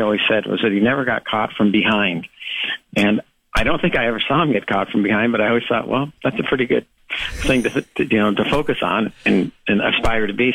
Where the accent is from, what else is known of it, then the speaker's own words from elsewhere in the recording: Los Angeles, California, United States; I grew up in Los Angeles